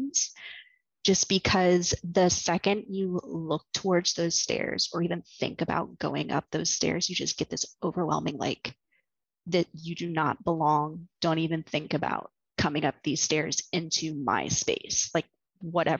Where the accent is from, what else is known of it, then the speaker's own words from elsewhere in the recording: eastern Virginia, United States; moved away as an adult; now in New York, United States; I'm originally from Virginia, the very eastern part of it, around like the Jamestown settlement area, Jamestown, Yorktown, William and Mary, that kind of area